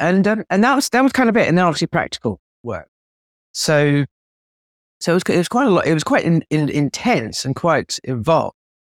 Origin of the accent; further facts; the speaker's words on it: South Africa; also born or lived in United Kingdom; I was born in the UK, but we moved to South Africa.